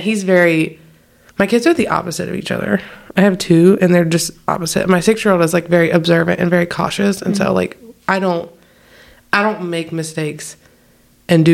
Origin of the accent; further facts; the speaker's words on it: the South, United States; I'm from the south